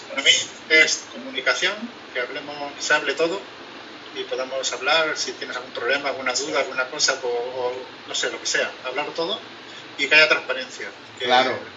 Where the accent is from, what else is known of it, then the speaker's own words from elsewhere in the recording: near El Toboso, Castilla-La Mancha, Spain; como mi pueblo está al lado